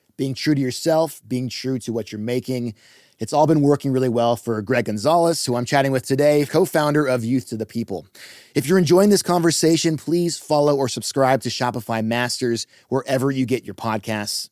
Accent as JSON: {"language": "English", "town": "Los Angeles", "region": "California", "country": "United States", "said": "I'm from Los Angeles"}